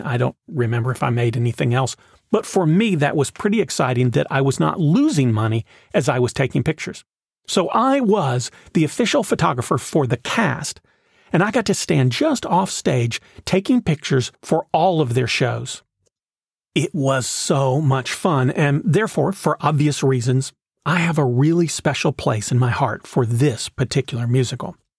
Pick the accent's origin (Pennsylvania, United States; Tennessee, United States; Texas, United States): Tennessee, United States; Knoxville; When I was in high school, the Clarence Brown Theater in my hometown put on a production of The Music Man